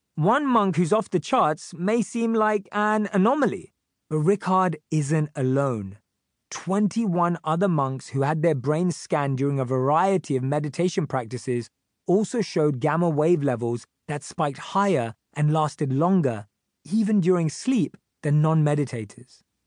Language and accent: English; London, United Kingdom; born or raised there